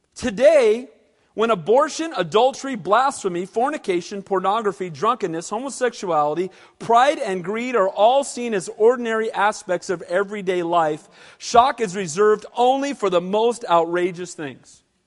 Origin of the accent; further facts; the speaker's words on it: United States; I'm an American, and I'm glad to be one